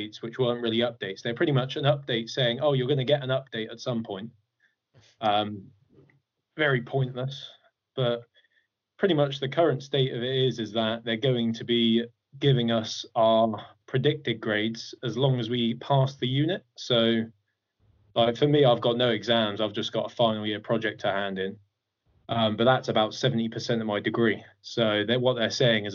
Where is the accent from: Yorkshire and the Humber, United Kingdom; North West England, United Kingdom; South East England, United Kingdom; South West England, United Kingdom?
South West England, United Kingdom; Dorset; born and raised in Dorset